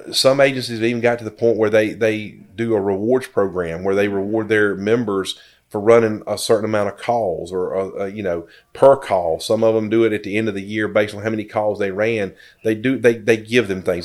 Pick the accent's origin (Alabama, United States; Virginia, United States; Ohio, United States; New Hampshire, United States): Virginia, United States; Danville; I was born and raised here in Danville, graduated from GW